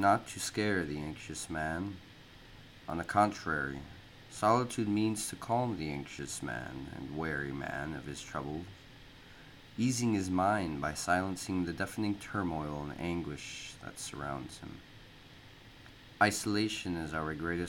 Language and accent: English; Minnesota, United States; moved away as an adult; now in Japan; I grew up in Minnesota for 18 years